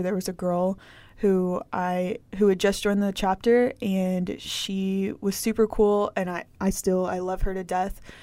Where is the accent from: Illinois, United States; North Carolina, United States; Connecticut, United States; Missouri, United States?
Missouri, United States; St. Louis; moved away as an adult; now in Warrensburg, United States; I'm from Saint Louis